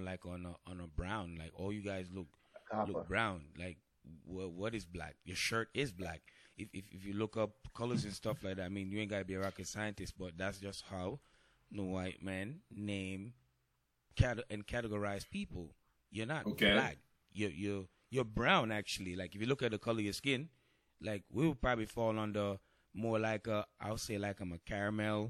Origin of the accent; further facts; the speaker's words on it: Jamaica; I'm Jamaican